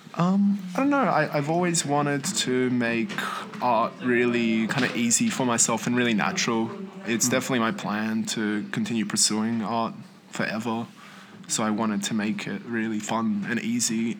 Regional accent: northern New South Wales, Australia; also born or lived in Poland; I'm from northern New South Wales, just from like a little town on the coast there.

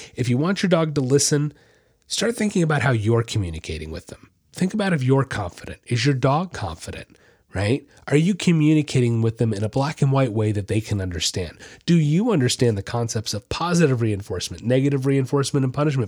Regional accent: Florida, United States; I'm from Florida

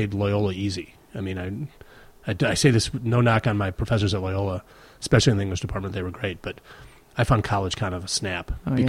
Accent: Chicago, Illinois, United States; growing up in Rogers Park, religious identity really matters. So my family was very connected to St. Ignatius Parish.

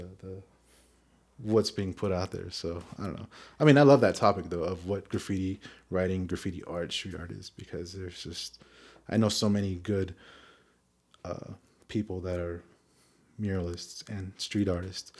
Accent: Phoenix, Arizona, United States; when I was growing up in Phoenix 20 years ago

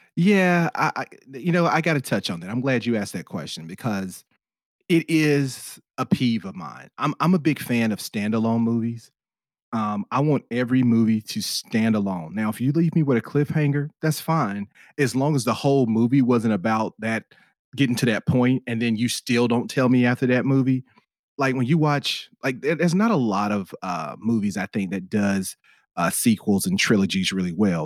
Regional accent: United States; as American moviegoers

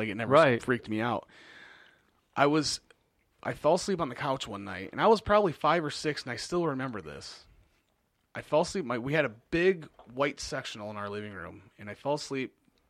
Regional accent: Monroe, Michigan, United States; So I was born in Monroe, and I lived in Monroe until I was 7.

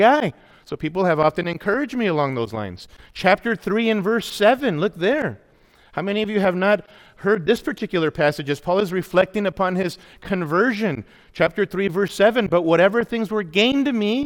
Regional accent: Los Angeles, California, United States; I grew up in Awana in the LA area, was involved in Awana as a kid

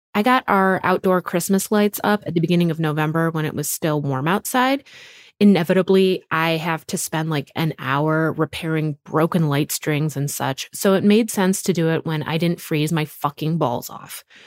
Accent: Wisconsin, United States; our little home in the woods of Wisconsin

